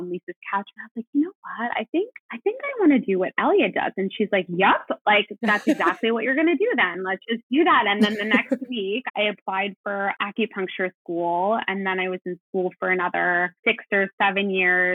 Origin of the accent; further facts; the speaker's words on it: Los Angeles, California, United States; moved away as an adult; I'm from Los Angeles and I moved away for college and grad school.